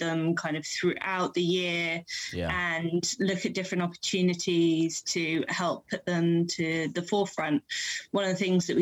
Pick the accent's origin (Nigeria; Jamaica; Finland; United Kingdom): United Kingdom; London; moved away as an adult; now in Wallington, United Kingdom; I'm actually from West London, born and bred